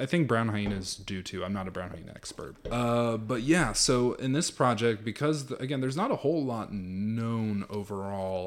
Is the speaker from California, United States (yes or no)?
yes; Los Angeles, California, United States; now in Texas, United States; I grew up in Los Angeles, California